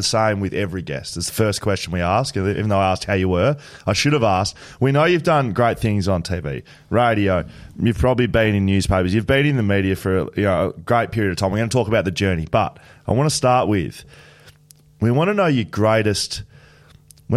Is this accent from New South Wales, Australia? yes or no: no; Victoria, Australia; I'm a Victorian.